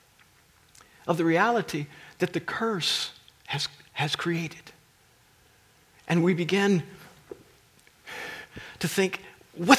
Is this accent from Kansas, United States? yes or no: yes; Kansas, United States; I grew up in Kansas, that's Tornado Alley